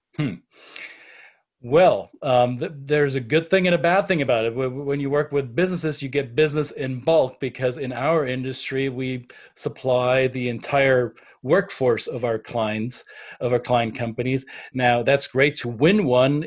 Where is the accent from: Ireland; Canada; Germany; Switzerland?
Germany; Bavaria; first language German; English is a second language; now in United States; I'm German by passport, I'm um, American by choice, and I am a Bavarian at heart.